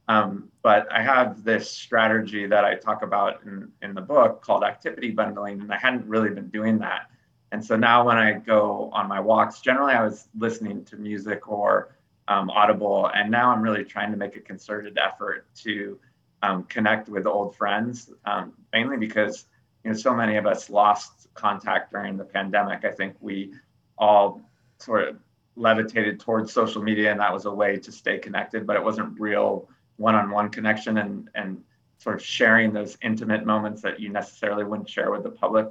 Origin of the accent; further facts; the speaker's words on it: California, United States; now in Greensboro, United States; I grew up in California and my parents are still in the Sacramento area